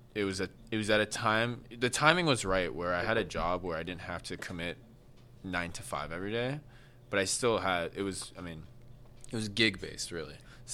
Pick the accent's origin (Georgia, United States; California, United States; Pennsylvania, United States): California, United States; Palos Verdes; Grew up in Palos Verdes, south of, like, South Bay, LA area.